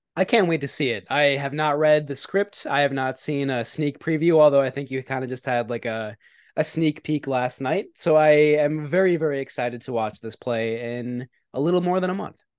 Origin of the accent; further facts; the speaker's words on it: outside of Milwaukee, Wisconsin, United States; close to where I grew up outside